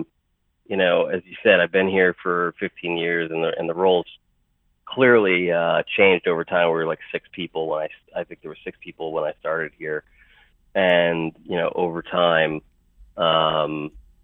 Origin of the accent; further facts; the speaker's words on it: Morristown, New Jersey, United States; I grew up in Marstown, which is where our headquarters are now. So I really haven't strayed too far from the nest.